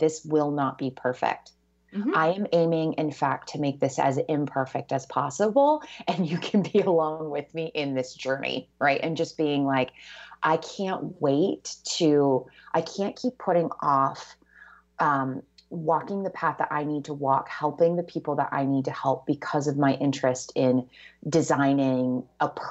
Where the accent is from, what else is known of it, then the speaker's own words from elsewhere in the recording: the South, United States; I'm from the South and I had that encounter a couple times growing up